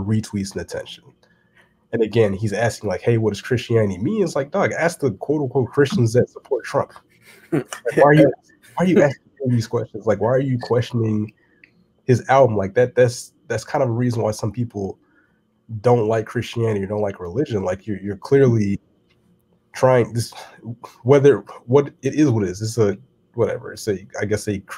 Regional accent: United States; I'm an American

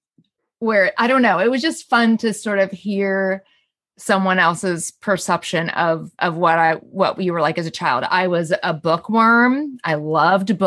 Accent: Southern California, United States; I grew up in Southern California

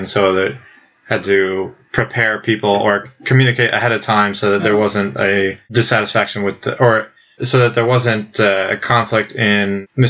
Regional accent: Saudi Arabia; I grew up in Saudi Arabia, so I was familiar with Saudi culture

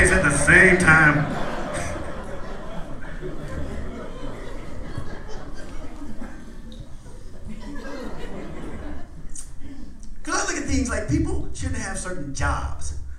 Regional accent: Indiana, United States; I'm from Midwest, I'm from Indiana.

